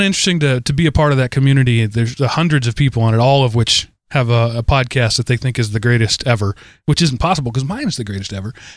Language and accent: English; United States; I'm an American